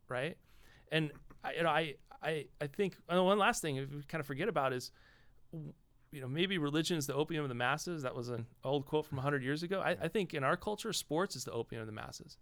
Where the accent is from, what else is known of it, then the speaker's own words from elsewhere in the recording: Los Angeles, California, United States; I grew up in Los Angeles.